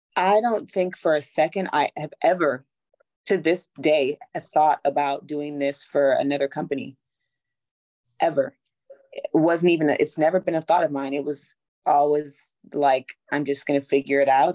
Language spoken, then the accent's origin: English; Los Angeles, California, United States; moved away as an adult; also born or lived in Atlanta, Georgia; I'm from Los Angeles originally, and then I moved to Atlanta to go to Clark Atlanta University